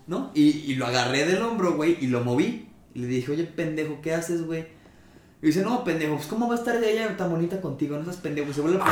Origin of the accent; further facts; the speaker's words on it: Mexico; somos mexicanos